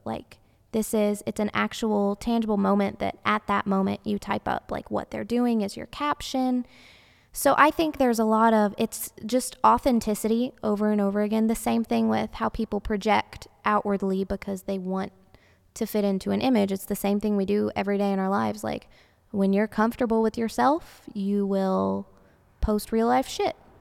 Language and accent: English; the South, United States; growing up in the South